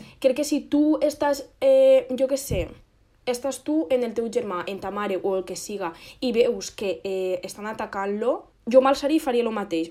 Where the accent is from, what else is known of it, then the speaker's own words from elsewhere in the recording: Moixent, Valencian Community, Spain; nosaltres som de Moixent